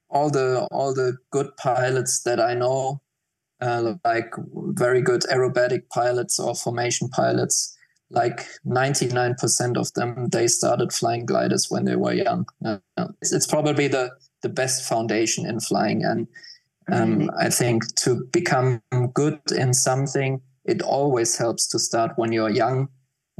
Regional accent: Mainz, Rhineland-Palatinate, Germany; I grew up quite close to Frankfurt Airport

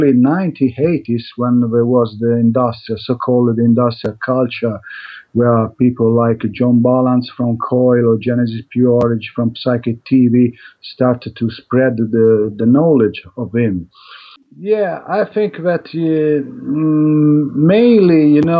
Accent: Italy; English is a second language; also born or lived in Madrid, Spain; I come from Italy

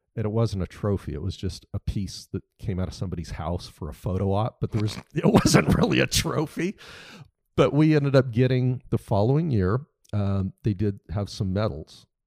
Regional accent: United States; being an American because I don't, I'm not surrounded day to day in Europe

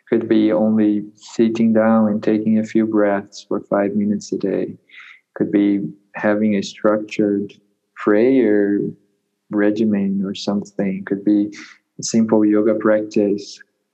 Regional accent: Peru; So I came directly from Peru, from the jungle, back to a university, to that context that was not at all welcoming to that.

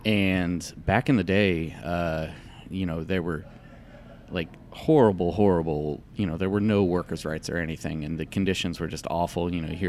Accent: Southern United States, United States; I grew up in the South, it's Southern food, but it's also just like, more importantly than anything, I think it's just like seasonal food.

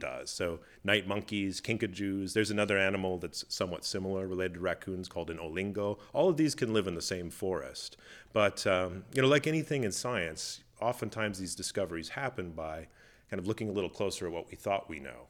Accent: Minnesota, United States; I grew up in Minnesota, uh, in the United States, uh, the, the northern part up north near Canada

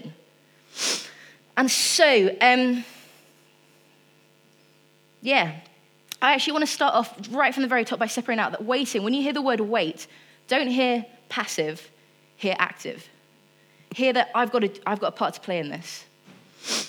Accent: Rushden, East Midlands, United Kingdom; now in Fleet, United Kingdom; I'm still from Rushden because I went gosh and then in it within a sentence.

